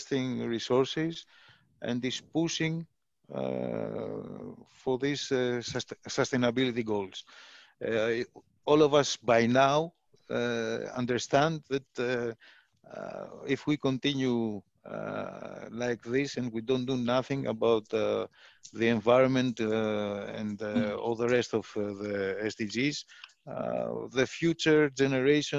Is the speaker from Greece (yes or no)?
yes; Greece; moved away as an adult; now in Philippines; I'm from Greece